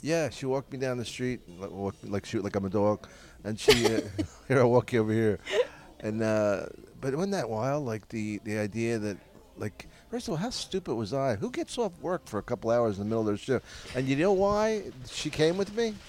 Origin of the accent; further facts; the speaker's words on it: Philadelphia, Pennsylvania, United States; I'm from Philly